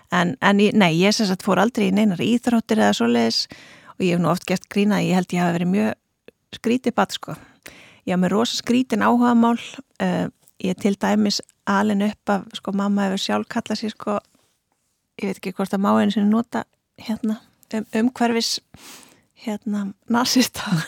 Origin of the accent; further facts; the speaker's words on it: Reykjavík, Capital Region, Iceland; also born or lived in Denmark; now in Akranes, Iceland; ég er fætt hérna í Reykjavík uh, en flytt til Danmerkur þegar ég er innan við Árskömmul, þar sem ég bjó fyrstu sex árin.